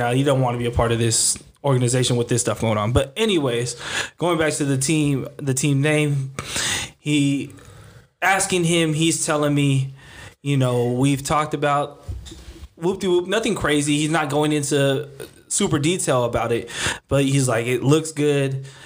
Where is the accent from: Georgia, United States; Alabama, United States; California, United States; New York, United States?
California, United States; Seaside; So, you know, we're from Seaside, California, Seaside High School.